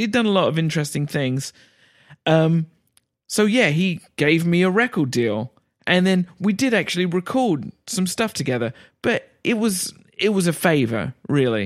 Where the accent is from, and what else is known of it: England, United Kingdom; moved away as an adult; also born or lived in New York